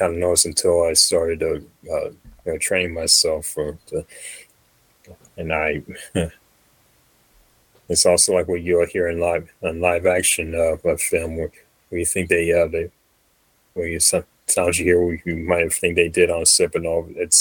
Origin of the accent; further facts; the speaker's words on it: Fremont, California, United States; also born or lived in Hayward, California; I've been in the Bay my whole life. Born in Hayward, Fremont is my hometown. Moved there from when I was two, and relocated back to Hayward when I was 17